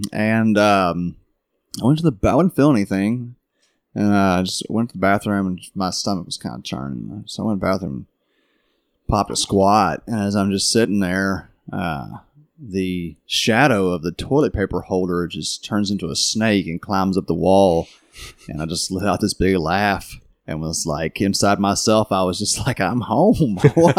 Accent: Kentucky, United States; growing up in Kentucky.

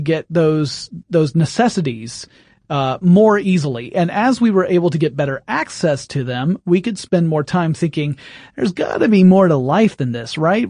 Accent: England, United Kingdom; being English

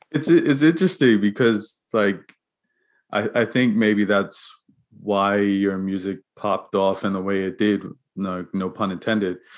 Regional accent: Bermuda; moved away; I'm from Bermuda

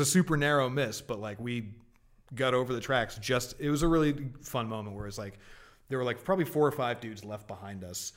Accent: Martha's Vineyard, Massachusetts, United States; moved away as an adult; also born or lived in Boston; so I'm originally from Massachusetts. Um, my early years were spent, uh, on Martha's Vineyard off Cape Cod.

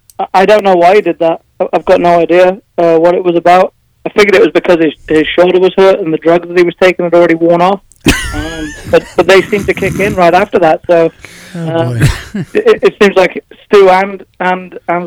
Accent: England, United Kingdom; I'm actually from England, which is the other end of the planet.

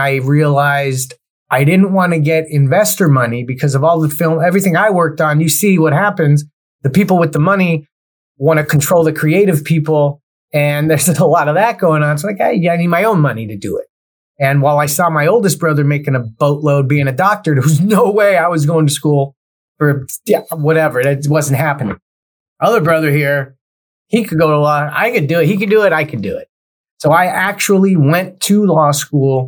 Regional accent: Cerritos, California, United States; also born or lived in Los Angeles, California; I grew up in a city called Cerritos, California, which is right on the outskirts of L.A. County and Orange County

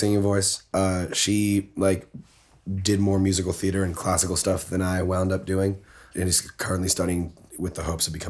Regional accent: Toronto, Ontario, Canada; I was born in Toronto.

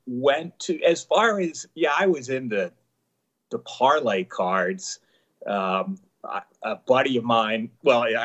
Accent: outside Philadelphia, Pennsylvania, United States; I grew up outside Philadelphia

